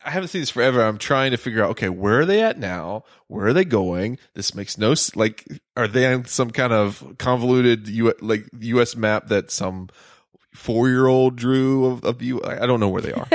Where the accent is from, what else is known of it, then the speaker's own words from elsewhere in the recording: the South, United States; I'm from the South